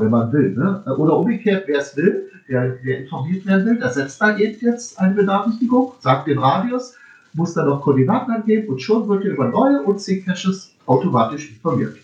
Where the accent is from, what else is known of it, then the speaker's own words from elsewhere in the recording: Berlin, Germany; ich bin ja Berliner.